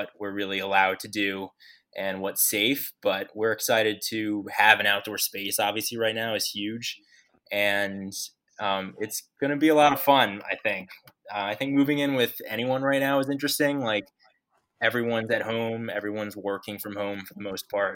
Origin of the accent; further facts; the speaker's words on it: New York City, New York, United States; also born or lived in North Carolina / Minneapolis; I'm from New York City